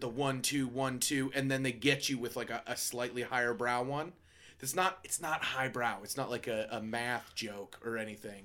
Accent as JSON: {"language": "English", "country": "United States", "said": "me as an American"}